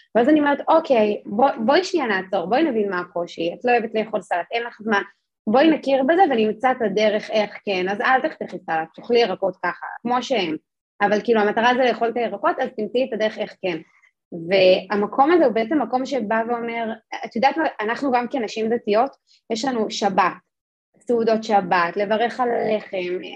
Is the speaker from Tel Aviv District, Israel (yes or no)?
no; Jerusalem, Jerusalem District, Israel; אני גדלתי בירושלים